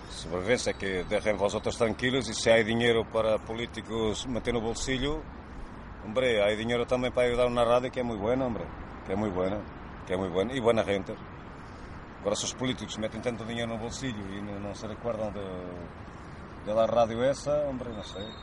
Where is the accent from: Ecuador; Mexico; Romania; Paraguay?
Romania; Spanish is a second language; Sí, que soy rumano, pero no sé si alguien hoy se entera